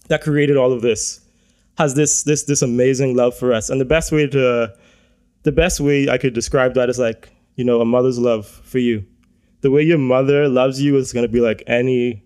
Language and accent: English; Bahamas; growing up in the Bahamas is a Christian nation